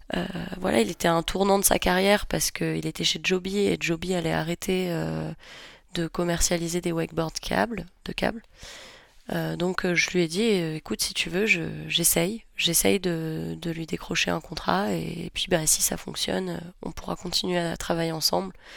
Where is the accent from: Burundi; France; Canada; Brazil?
France; Nice, Provence-Alpes-Côte d'Azur; now in Savoie, France; je suis niçoise à la base